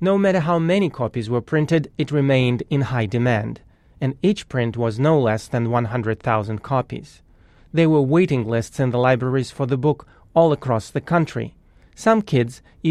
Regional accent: Moscow, Russia; As a kid growing up in Moscow

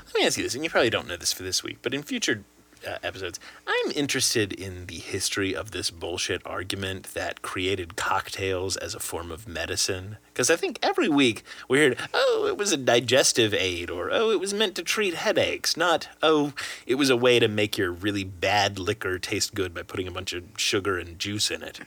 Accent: Lexington, Kentucky, United States; I in fact was born in the Commonwealth of Kentucky. Up in, up in, in fact, Does- Derby country. I was born in Lexington.

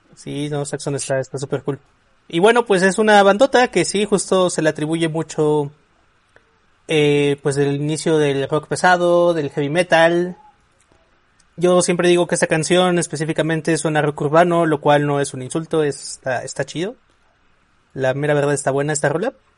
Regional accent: Mexico; los mexicanos hacemos

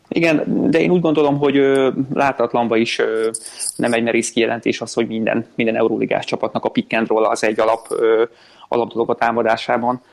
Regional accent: Szolnok, Jász-Nagykun-Szolnok, Hungary; szólnakon nevelkedtem

